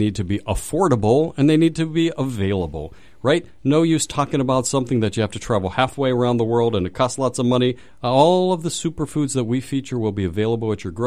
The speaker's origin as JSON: {"language": "English", "town": "Pittsburgh", "region": "Pennsylvania", "country": "United States", "moved": "yes", "said": "I'm from Pittsburgh"}